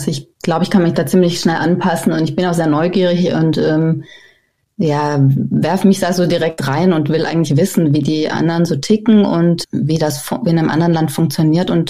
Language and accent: German; Southern Germany, Germany; now in Aarhus, Denmark; weil ich komme aus Süddeutschland. Ja, dann haben wir uns an einem Regentag Aarhus angeguckt